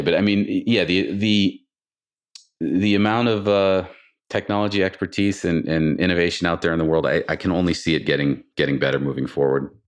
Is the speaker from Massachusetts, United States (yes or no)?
yes; Boston, Massachusetts, United States; now in California, United States; I'm originally from the Boston area